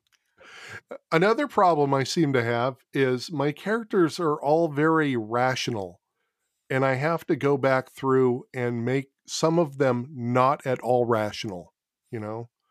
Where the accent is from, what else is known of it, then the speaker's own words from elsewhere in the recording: California, United States; as a Californian